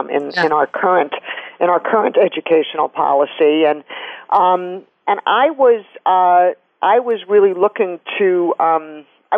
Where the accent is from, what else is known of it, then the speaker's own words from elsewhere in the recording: New York City, New York, United States; I grew up in New York City, and I'm still there